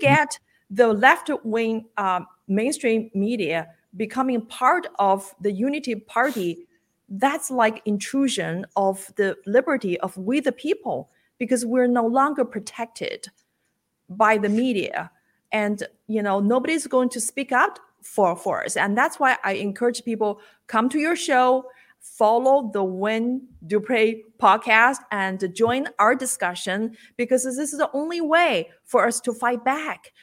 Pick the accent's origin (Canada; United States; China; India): China; moved away; I was born and lived in China for the first part of my life.